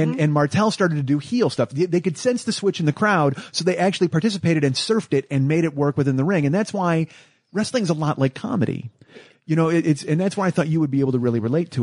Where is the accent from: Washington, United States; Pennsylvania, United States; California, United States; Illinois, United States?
Illinois, United States; Chicago; I'm from Chicago